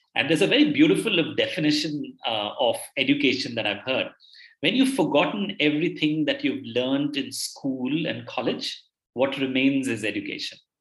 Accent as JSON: {"language": "English", "town": "Bangalore", "region": "Karnataka", "country": "India", "tie": "born or raised there", "said": "I belong to a city called Bangalore in India. I've uh, I'm born here and I've done most of my education here, the formative education here"}